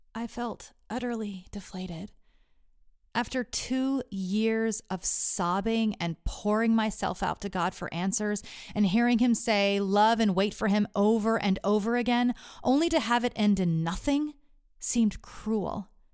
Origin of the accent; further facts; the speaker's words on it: Texas, United States; Growing up in Texas